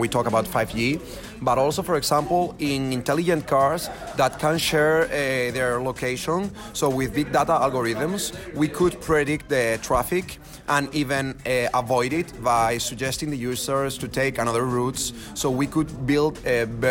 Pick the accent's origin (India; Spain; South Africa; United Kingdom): Spain; I'm from Spain